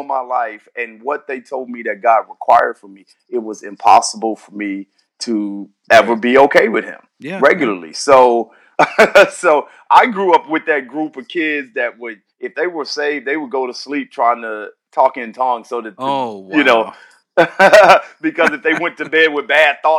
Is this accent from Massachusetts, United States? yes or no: no; St. Louis, Missouri, United States; now in San Diego, United States; St. Louis. That's where I'm born and raised